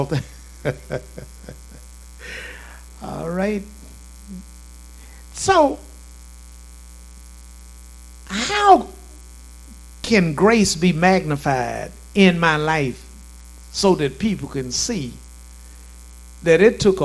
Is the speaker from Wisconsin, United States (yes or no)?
no; Shreveport, Louisiana, United States; also born or lived in Lakeside; I'm from Southeast Shreveport and moved on to Lakeside and then on with my life